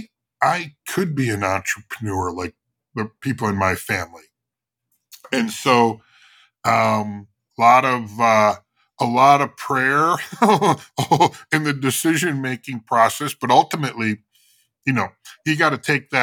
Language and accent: English; Chicago, Illinois, United States; I'm from Chicago